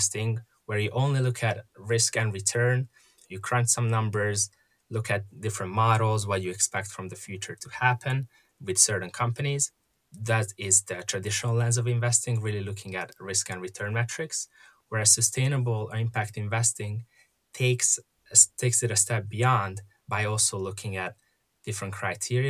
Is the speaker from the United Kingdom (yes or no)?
no; Hungary; moved away as an adult; now in United States; I was born and raised in Hungary, and came to the U.S. to study for college and ended up sticking around